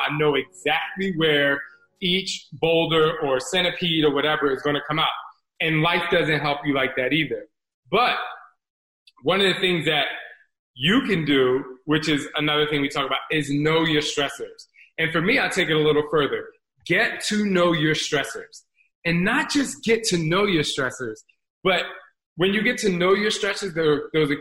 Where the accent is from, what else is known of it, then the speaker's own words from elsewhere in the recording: New Jersey, United States; I grew up in Jersey